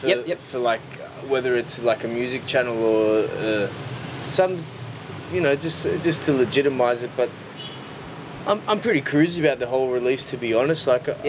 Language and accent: English; Newcastle, North East England, United Kingdom; also born or lived in London; But other than that, I'm born and raised in Newcastle.